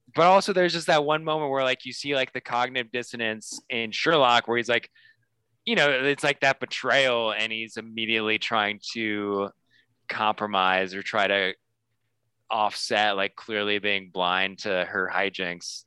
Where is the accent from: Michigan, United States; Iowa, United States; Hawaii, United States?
Iowa, United States; Des Moines; moved away; where I grew up in Des Moines, aka the Canada of the United States